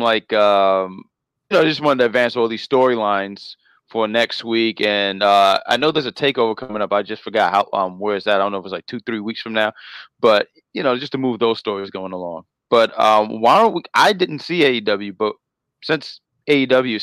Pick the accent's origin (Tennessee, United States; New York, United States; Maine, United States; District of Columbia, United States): New York, United States; New York City; I'm from Queens. I got to represent Queens